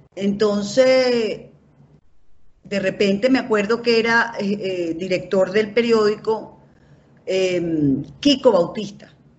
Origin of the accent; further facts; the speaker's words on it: Caracas, Capital District, Venezuela; yo soy barguense yo digo, yo soy caraqueño